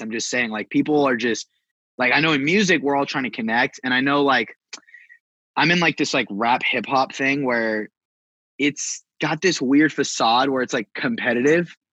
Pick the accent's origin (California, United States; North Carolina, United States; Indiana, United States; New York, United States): California, United States; also born or lived in Bay Area; I'm from California